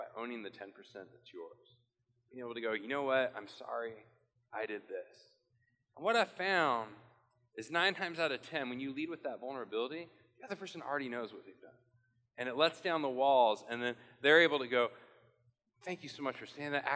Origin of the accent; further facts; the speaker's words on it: Portland, United States; I'm from Portland